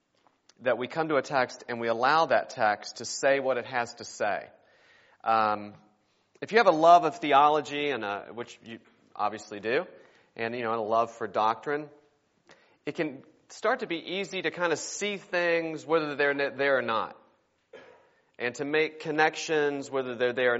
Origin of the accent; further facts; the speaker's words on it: West Virginia, United States; I am originally from West Virginia. My wife is too. We grew up there together in the same church